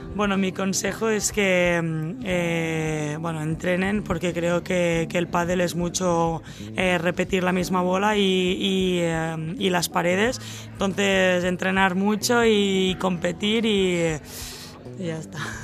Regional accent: Castellar del Vallès, Catalonia, Spain; also born or lived in Sabadell / Oklahoma, United States; mi, mi, pueblo se llama Castellar del Vallés.

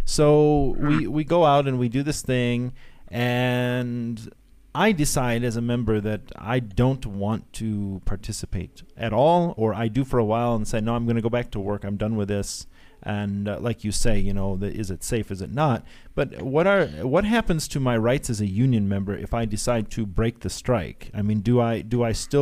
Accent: Detroit, Michigan, United States; moved away; I grew up in Detroit. I grew up in the U.S. and I grew up in the auto capital of the world.

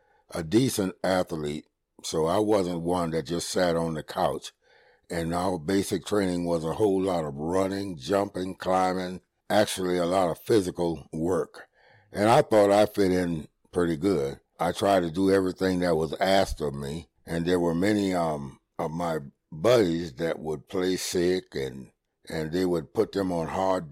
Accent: Beaufort, South Carolina, United States; I was from Beaufort, South Carolina

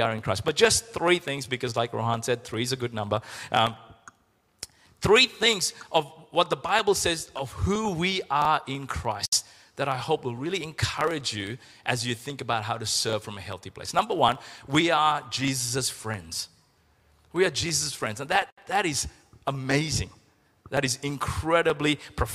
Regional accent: Sri Lanka; When we were growing up in Sri Lanka

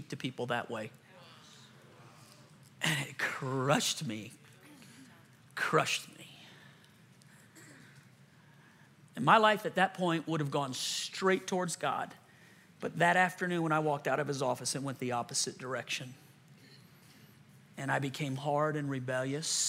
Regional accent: Louisiana, United States; moved away; I'm from Louisiana

